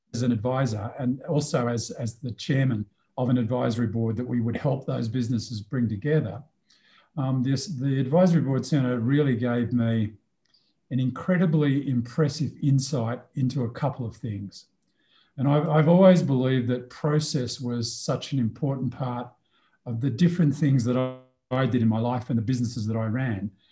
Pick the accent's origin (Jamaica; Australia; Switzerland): Australia; moved away as an adult; also born or lived in Sydney, Australia / Canberra, Australia / Melbourne, Australia / Singapore; now in Mexico; I am an Australian who's been an international expatriate